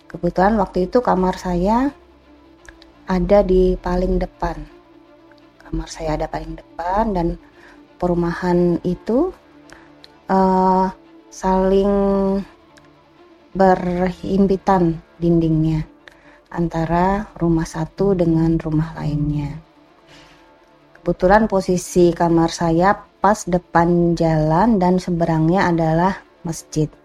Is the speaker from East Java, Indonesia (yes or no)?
no; Balikpapan, East Kalimantan, Indonesia; also born or lived in Yogyakarta; Saya asli Jogja, cuma berasal dari Kalimantan Timur, Balikpapan, karena orang tua saya bekerja di Balikpapan. Dari kecil sampai SMA, saya tinggal di Balikpapan, lalu melanjutkan kuliah atau kembali pulang ke kampung halaman saya Jogja.